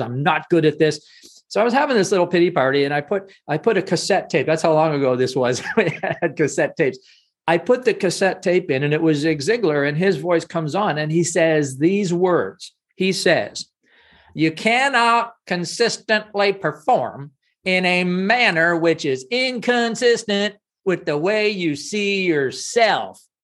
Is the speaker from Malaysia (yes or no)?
no; Canada; I'm Canadian